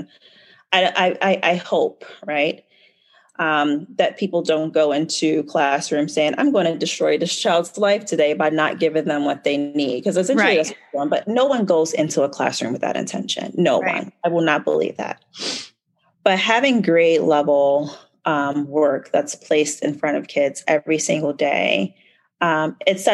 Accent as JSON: {"language": "English", "town": "Baltimore", "region": "Maryland", "country": "United States", "tie": "born or raised there", "said": "born and raised in Baltimore."}